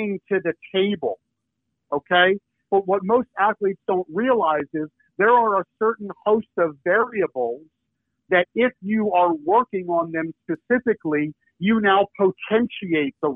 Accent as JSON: {"language": "English", "town": "Philadelphia", "region": "Pennsylvania", "country": "United States", "said": "I'm from Philadelphia."}